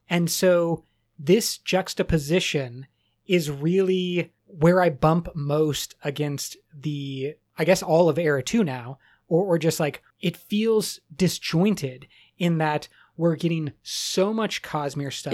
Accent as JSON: {"language": "English", "country": "United States", "said": "I'm very American"}